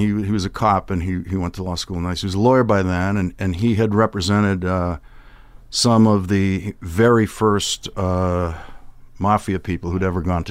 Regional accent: Boston, Massachusetts, United States; I grew up in Dorchester, which is above where my father grew up.

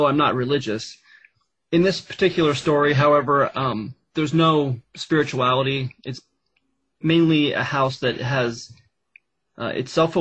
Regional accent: Pennsylvania, United States; the adventures I had with my brother in our youth here in Pennsylvania.

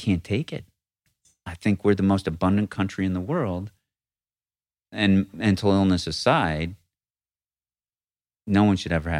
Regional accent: Northeast, United States; But I grew up in the Northeast. I hated it, I thought, until I left.

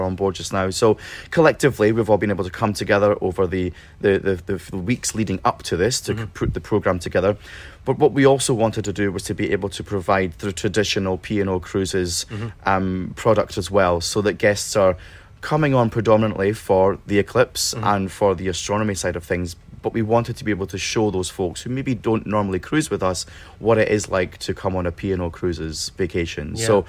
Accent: Scotland, United Kingdom; moved away; as a Scotsman

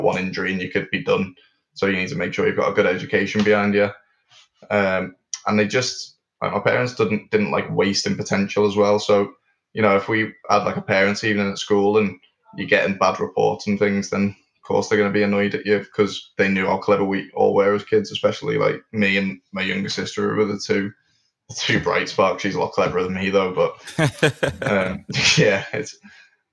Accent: Liverpool, North West England, United Kingdom; also born or lived in Milton Keynes; So I was born in Milton Keynes and grew up there for 4 years and then moved over to Liverpool, which is where my mum's from

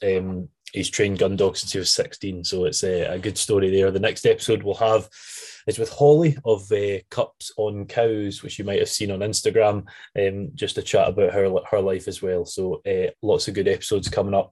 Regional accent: Scotland, United Kingdom; I'm definitely Scottish

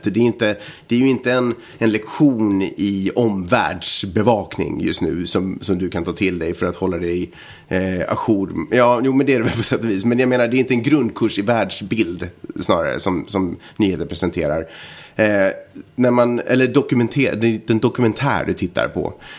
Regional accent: Sweden; jag är svensk och jag är del av ett mångkulturellt samhälle

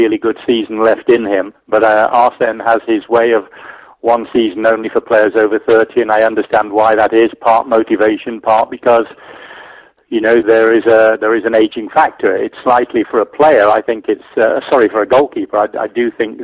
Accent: Scotland, United Kingdom; I'm a Scottish goalkeeper

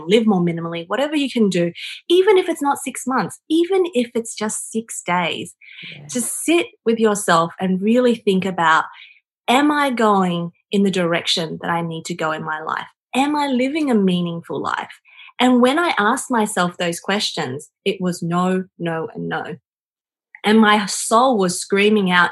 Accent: China; moved away; growing up in China where I had nothing and now coming into the developed world where I have everything

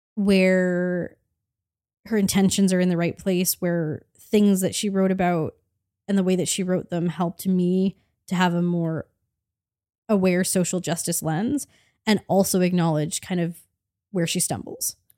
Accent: Canada

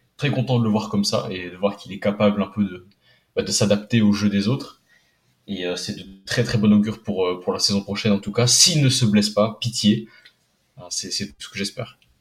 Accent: Poland; en tant que Polonais

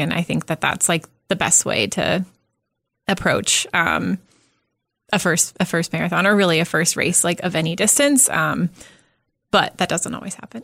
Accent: Southern California, United States; now in Omaha, United States; I grew up in Southern California

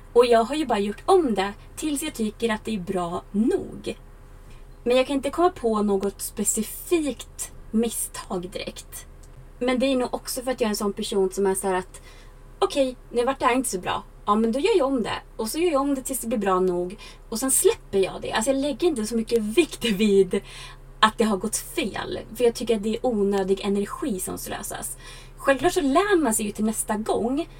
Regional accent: Sweden; jag varit hemma i Sverige över sommaren

